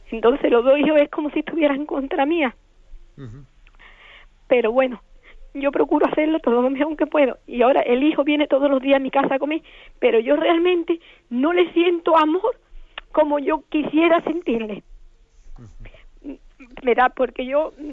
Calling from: Málaga, Andalusia, Spain; de Málaga.

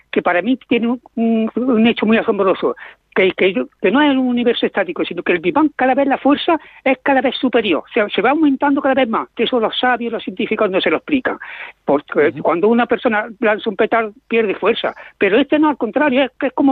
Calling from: Cintruénigo, Navarre, Spain; de Cintruénigo.

